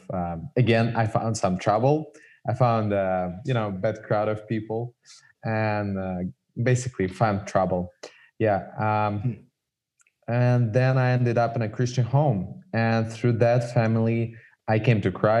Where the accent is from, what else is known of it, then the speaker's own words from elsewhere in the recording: Saint Petersburg, Russia; I'm from Russia. I was born in Russia